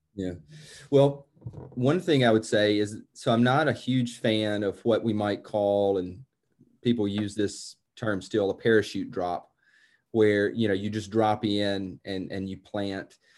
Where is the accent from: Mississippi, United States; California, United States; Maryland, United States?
Mississippi, United States; New Albany; moved away as an adult; also born or lived in Jackson, Mississippi / Washington, D.C. / Boston / France; now in Paris, France; I'm from Mississippi, from New Albany, Mississippi, and that's, uh, that, that is, it always will be home.